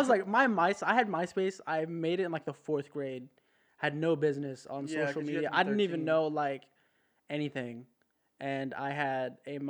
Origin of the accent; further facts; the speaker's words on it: Southern California, United States; moved away as an adult; I'm from California, Southern California.